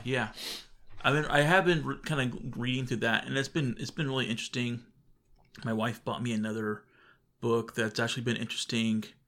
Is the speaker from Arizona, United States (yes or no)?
yes; Arizona, United States; we're from Arizona